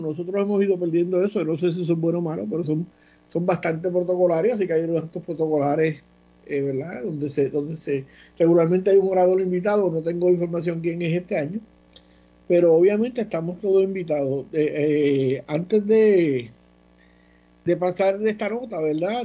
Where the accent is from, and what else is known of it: Ponce, Puerto Rico